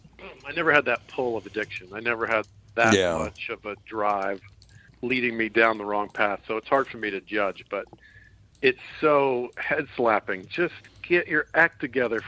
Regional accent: Florida, United States; I was born in Florida

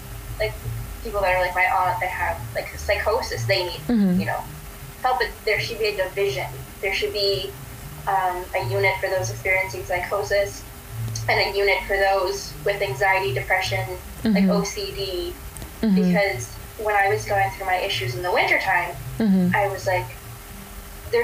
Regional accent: Springfield, United States; I grew up in Springfield. I went to Springfield public schools until fourth grade

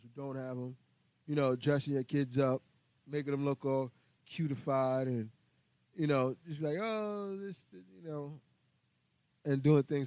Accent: New York City, New York, United States; I was born and raised here in New York City

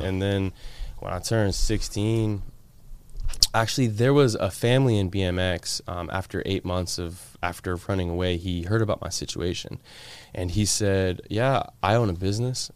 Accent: Florida, United States; also born or lived in Washington State; I moved here when I was, like, eight, nine years old

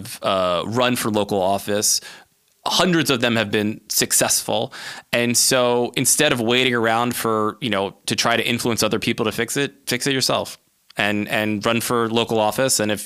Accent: Maryland, United States; my home state of Maryland

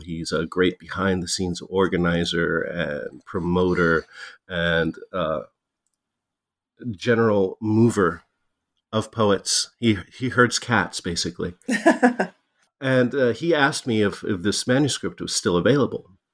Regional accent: Tucson, Arizona, United States; being a, a mixed race kid growing up in Tucson

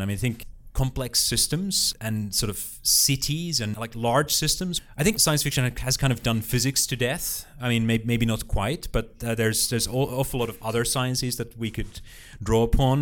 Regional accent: Finland; moved away; a local school library in my hometown in, uh, Uliwiecka, uh, a town of about ten thousand people, slightly north of the middle of Finland

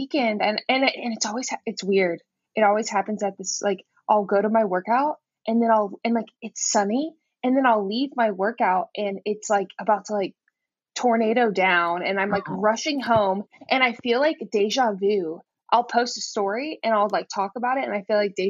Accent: Houston, Texas, United States; moved away; I grew up in Houston

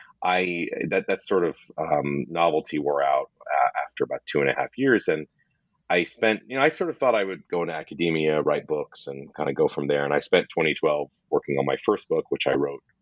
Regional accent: West Coast, United States; I'm from the West Coast

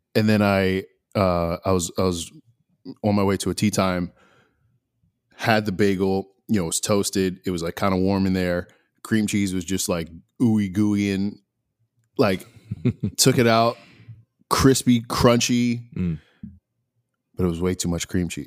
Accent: New Jersey, United States; now in Los Angeles, United States; growing up in New Jersey

